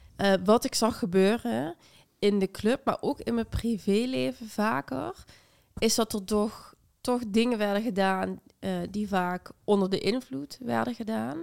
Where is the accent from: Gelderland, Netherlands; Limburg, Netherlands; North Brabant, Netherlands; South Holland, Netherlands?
Limburg, Netherlands; moved away; also born or lived in Amsterdam; ik kom uit Limburg en heel gelovig en heel traditioneel